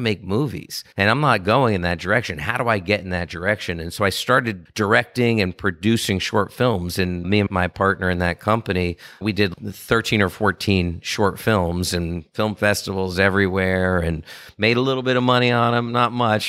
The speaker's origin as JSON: {"language": "English", "town": "Washington", "region": "District of Columbia", "country": "United States", "tie": "born or raised there", "said": "I grew up in D C, and I was in the city, and it was a great place to grow up."}